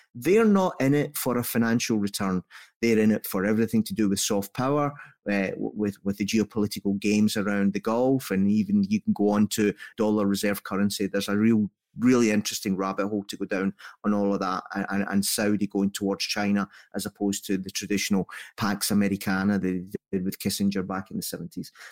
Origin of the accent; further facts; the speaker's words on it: Scotland, United Kingdom; So I'm Scottish only in upbringing.